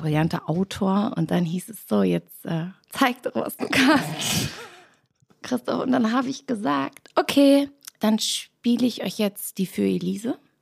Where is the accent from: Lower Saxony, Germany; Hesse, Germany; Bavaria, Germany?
Bavaria, Germany; rural Bavaria near Holzkirchen, Germany; moved away as an adult; also born or lived in Hamburg; now in Berlin, Germany; wir kommen nämlich ursprünglich alle aus Hamburg und sind dann für die Serie für meinen Vater oder mit ihm nach äh, München gezogen. Und äh, dann direkt aufs Land, ein kleiner Ort, wunderschön, zwischen Saulach und Holzkirchen